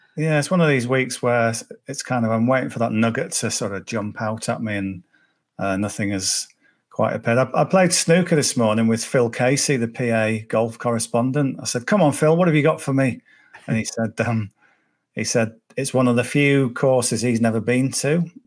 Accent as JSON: {"language": "English", "area": "Cumbria", "region": "North West England", "country": "United Kingdom", "said": "I'm from Cumbria, so uh, Carlisle's an hour away"}